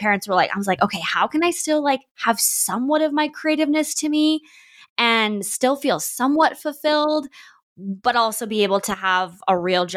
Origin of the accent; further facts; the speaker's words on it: Canada; also born or lived in Vancouver, British Columbia / Alberta; I'm from Canada.